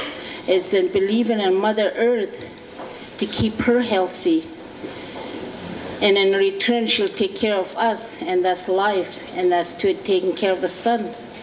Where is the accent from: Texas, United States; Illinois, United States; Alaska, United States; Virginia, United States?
Alaska, United States; I'm from about 110 miles northeast of Arctic Circle. The Gwich'in Nation are caribou people, porcupine caribou people